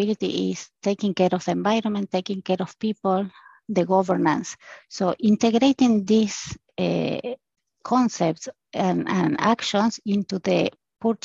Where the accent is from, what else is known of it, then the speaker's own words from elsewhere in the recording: Argentina; moved away as an adult; also born or lived in Brazil / United States; now in Switzerland; I am from Argentina. For the last 20 years, I'm living and working in Switzerland